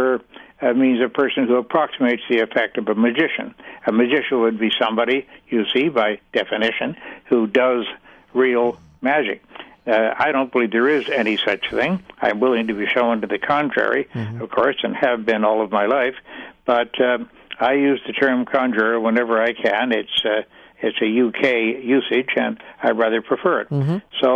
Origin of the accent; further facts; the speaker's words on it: Canada; I was born and raised in Canada